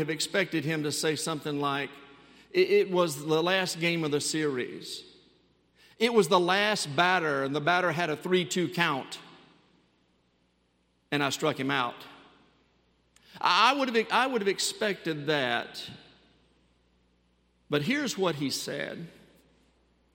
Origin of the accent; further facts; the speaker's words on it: Mobile, Alabama, United States; I grew up in Mobile, Alabama. That's hometown for me.